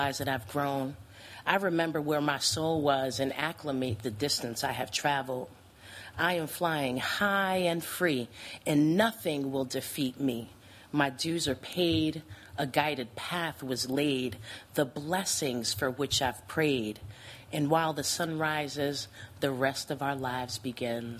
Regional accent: New Jersey, United States; moved away as an adult; now in Madison, United States; born and raised in New Jersey

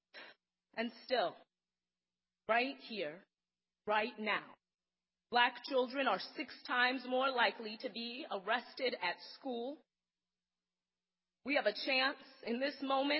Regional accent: Madison, Wisconsin, United States; I grew up here in Madison. This is where I have spent all 30 years of my life

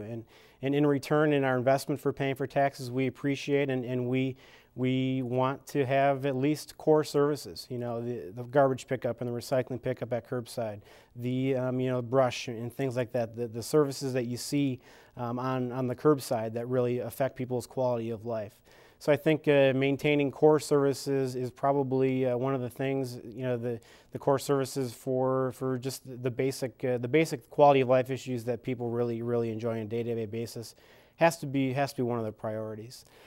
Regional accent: Kewaskum, Wisconsin, United States; moved away as an adult; also born or lived in Green Bay, Wisconsin; now in Madison, United States; I was born and raised in South, Southeast Wisconsin, small town of Kewaskum

